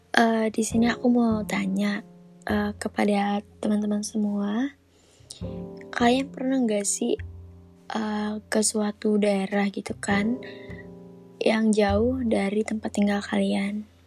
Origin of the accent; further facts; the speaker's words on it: a regency in Central Kalimantan, Indonesia; moved away as an adult; now in Palangkaraya, Indonesia; aku sendiri bukan asli situ. Aku sendiri dari kabupaten. Kabupaten di Kalimantan Tengah